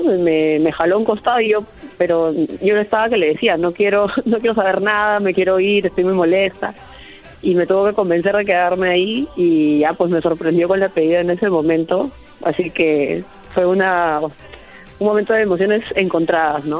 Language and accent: Spanish; Peru; competir en mi país